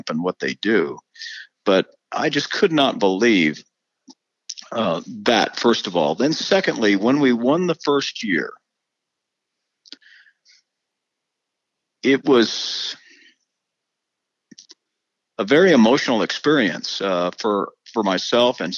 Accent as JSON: {"language": "English", "country": "United States", "said": "as an American"}